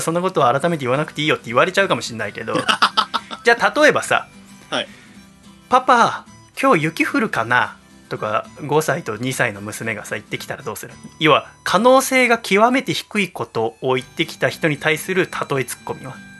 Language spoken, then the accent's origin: Japanese; Yokohama, Kanagawa, Japan; 私生まれも育ちも戸塚区平戸です横浜港で産湯を使い